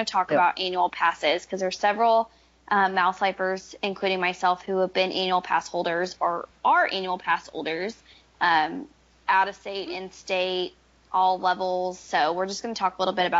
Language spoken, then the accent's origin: English; Missouri, United States; I was an out-of-state pass holder because I'm from Missouri